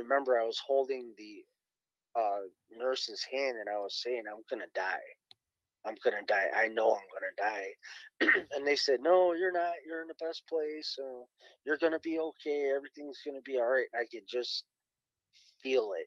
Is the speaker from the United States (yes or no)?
yes; Cleveland, Ohio, United States; I'm from Cleveland, Ohio, born and raised.